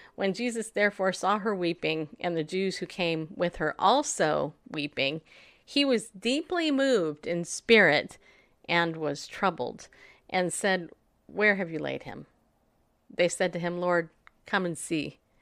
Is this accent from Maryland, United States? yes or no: no; Tennessee, United States; "Where are you from?" I'm like, "Tennessee."